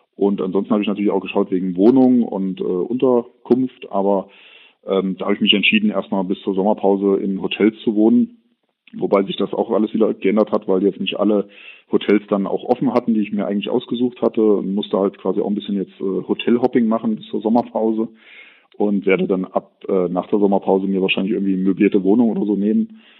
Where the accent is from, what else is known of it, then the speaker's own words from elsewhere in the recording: Kassel, Hesse, Germany; Ich bin 1980 in Kassel geboren, bin gebürtiger Kasselener